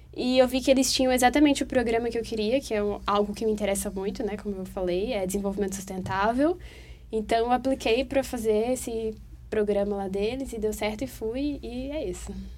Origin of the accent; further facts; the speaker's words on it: Teresina, Piauí, Brazil; now in Brasília, Brazil; eu tô morando aqui em Brasília, mas eu sou de Teresina